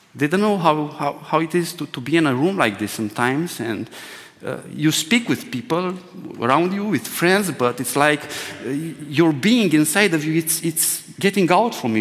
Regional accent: Romania; English is a second language; my first Romanian uh, English sermon will sound like. By the way, this is the second time I preach in English language

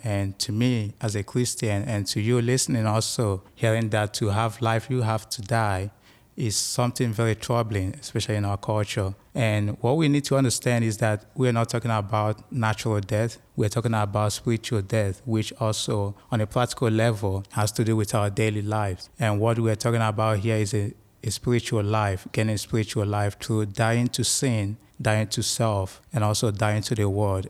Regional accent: Nigeria; now in United States; I'm from Nigeria in Western Africa.

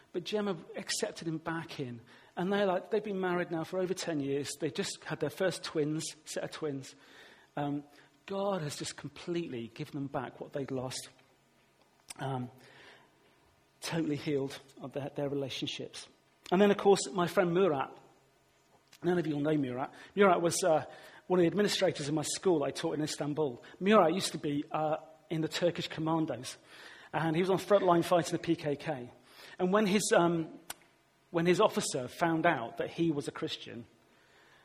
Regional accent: Weston-super-Mare, South West England, United Kingdom; my hometown, Western Supermare

